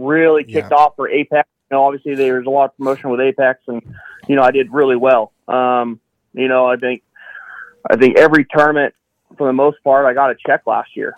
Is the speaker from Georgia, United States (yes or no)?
no; Citrus Heights, California, United States; also born or lived in Roseville, California; Citrus Heights, Warrenville, Roseville, kind of home area